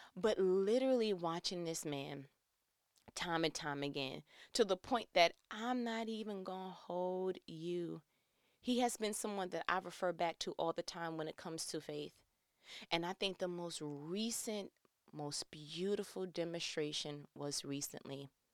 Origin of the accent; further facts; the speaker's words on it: New York, United States; I'm from New York